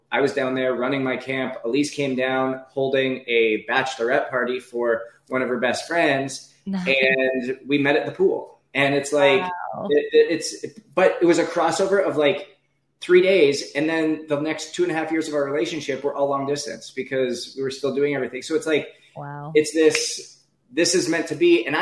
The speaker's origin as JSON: {"language": "English", "region": "Northwest Canada", "country": "Canada", "also_born_or_lived": "Ohio, United States / Naples, Florida, United States / Anaheim, California, United States", "moved": "as an adult", "said": "I'm a kid from Northwest Canada"}